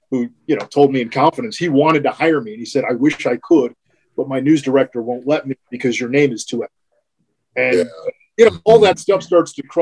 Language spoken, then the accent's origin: English; New Jersey, United States; You know, Tastykakes is a thing, and I'm a North Jersey guy, but we had a lot of Tastykakes uh, when I grew up in New Jersey, so that reminds me of home.